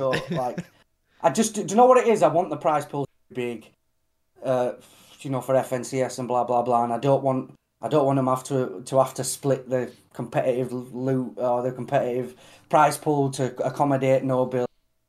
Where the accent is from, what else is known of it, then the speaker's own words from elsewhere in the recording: Australia; but I'm an Aussie guy, do you know what I mean? Like, I absolutely love Aussie